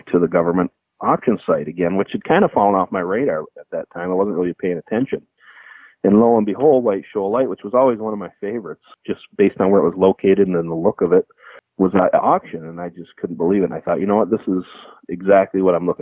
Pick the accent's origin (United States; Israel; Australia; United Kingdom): United States; Michigan; growing up in Michigan